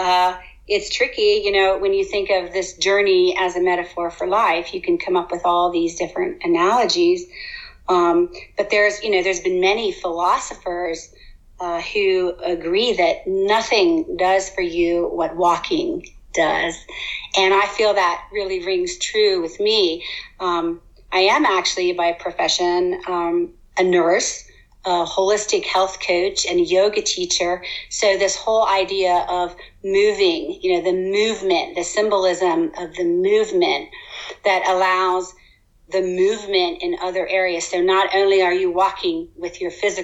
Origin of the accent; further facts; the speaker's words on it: United States; we grew up in the States